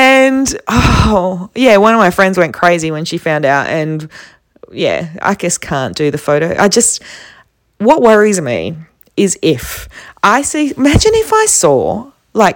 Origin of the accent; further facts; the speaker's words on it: Perth, Western Australia, Australia; I'm from Perth, you know, the place that no one knows